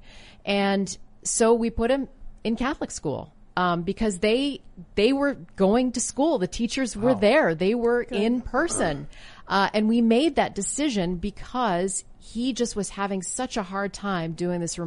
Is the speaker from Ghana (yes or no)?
no; Canada; moved away as an adult; now in United States; grew up in Canada